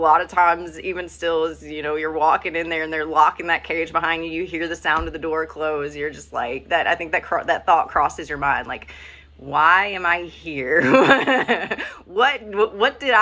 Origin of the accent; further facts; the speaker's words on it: Virginia, United States; I grew up in Virginia